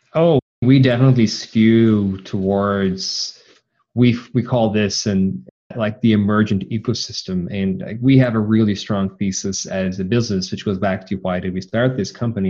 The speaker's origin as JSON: {"language": "English", "town": "Cork", "region": "Munster", "country": "Ireland", "said": "I'm also from Cork, Ireland"}